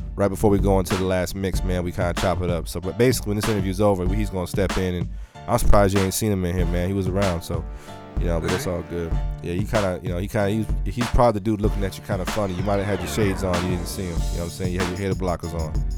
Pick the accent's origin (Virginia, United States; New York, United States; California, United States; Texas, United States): California, United States; San Diego; I'm from San Diego